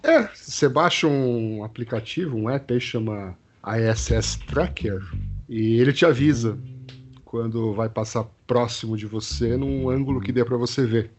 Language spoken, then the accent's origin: Portuguese; Brazil; nós somos brasileiros